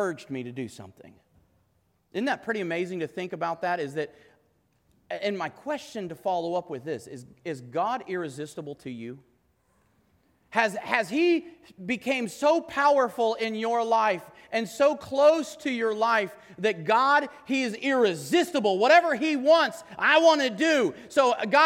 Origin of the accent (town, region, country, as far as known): United States